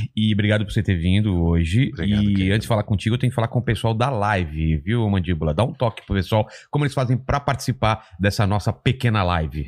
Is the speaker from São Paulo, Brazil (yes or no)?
yes; São Bernardo do Campo, São Paulo, Brazil; also born or lived in Diadema; now in São Paulo, Brazil; eu sou de São Bernardo, né? Quer dizer, eu cresci em São Bernardo, depois em Diadema